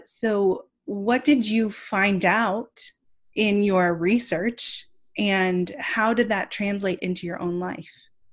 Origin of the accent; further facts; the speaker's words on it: California, United States; I'm from California